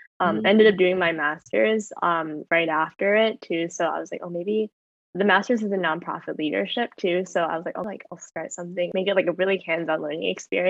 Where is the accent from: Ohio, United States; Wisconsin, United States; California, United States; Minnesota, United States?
California, United States; Southern; moved away as an adult; also born or lived in Philadelphia; I'm from Southern California, grew up there my whole life.